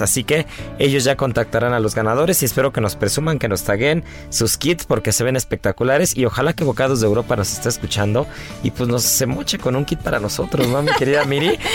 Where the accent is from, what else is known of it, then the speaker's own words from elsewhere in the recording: Mexico; no solamente los cocineros y como cocineros, sino también como mexicanos